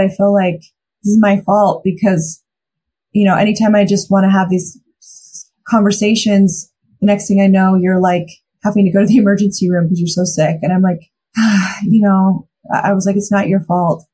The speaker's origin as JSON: {"language": "English", "town": "Mountain Home", "region": "Idaho", "country": "United States", "tie": "born or raised there", "said": "Mountain Home Idaho, my hometown"}